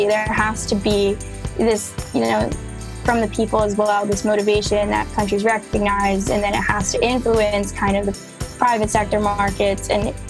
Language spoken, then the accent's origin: English; South Florida, United States; moved away as an adult; I'm from South Florida, so that's home for me. I've been really influenced by living in a coastal community